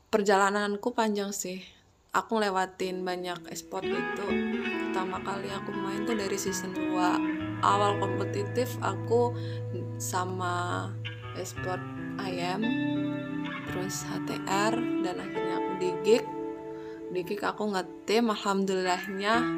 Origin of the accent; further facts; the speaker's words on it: Ngawi, East Java, Indonesia; now in Yogyakarta, Indonesia; Aku asal dari Ngawi dan sekarang stay di Jogja